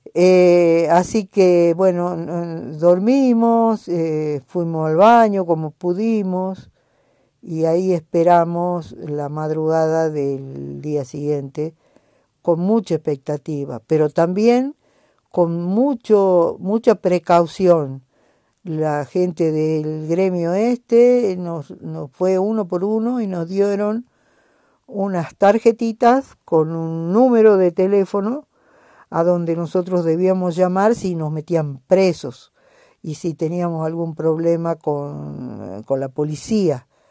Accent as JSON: {"language": "Spanish", "region": "Jujuy", "country": "Argentina"}